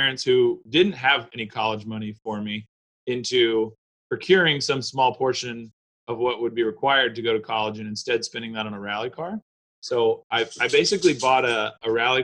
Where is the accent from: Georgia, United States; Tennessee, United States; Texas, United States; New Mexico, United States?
Texas, United States; Austin; accent: Texas; I grew up in Austin and I was probably 13, I think, when I started playing in a punk rock and hardcore bands here in town